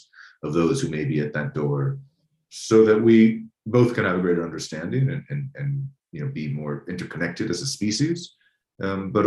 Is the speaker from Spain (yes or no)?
no; United States; as an American